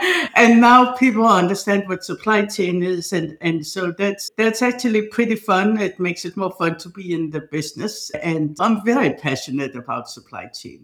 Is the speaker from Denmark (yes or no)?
yes; Denmark; moved away; I'm from Denmark